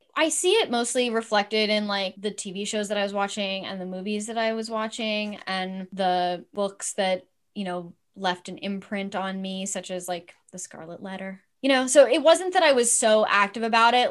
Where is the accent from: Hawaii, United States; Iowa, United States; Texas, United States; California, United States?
California, United States; Los Angeles; I grew up in Los Angeles. I was born in Cedar Sinai